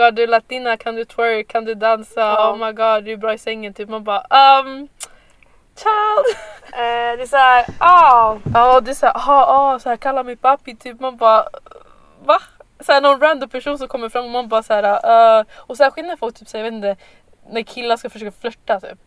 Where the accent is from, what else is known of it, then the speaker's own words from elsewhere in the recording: Huddinge, Stockholm County, Sweden; Född och uppvuxen här i Sverige.